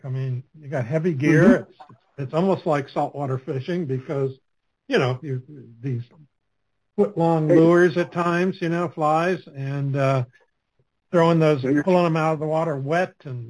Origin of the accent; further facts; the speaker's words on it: Anchorage, Alaska, United States; moved away; I grew up in Anchorage, Alaska for some of my youth.